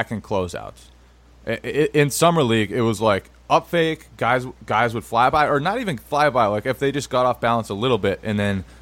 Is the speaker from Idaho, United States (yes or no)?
no; near Springfield, Massachusetts, United States; I grew up right near Springfield.